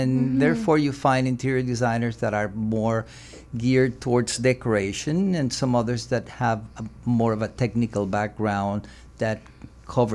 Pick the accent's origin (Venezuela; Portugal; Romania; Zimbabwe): Venezuela; moved away as an adult; also born or lived in Germany / Italy / France; now in United States; I was born in Venezuela. I grew up mm-hmm. in Venezuela, studied okay. architecture in Venezuela